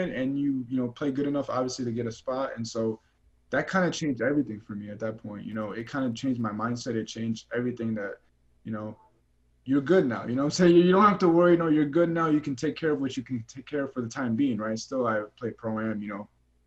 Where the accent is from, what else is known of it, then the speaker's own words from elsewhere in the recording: Chicago, Illinois, United States; moved away; I'm from Chicago, Illinois. I've never been out of Chicago before in my life